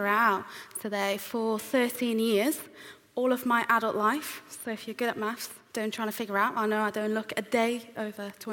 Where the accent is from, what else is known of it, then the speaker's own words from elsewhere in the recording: Iran; moved away; I was born and raised in Iran, which is an Islamic country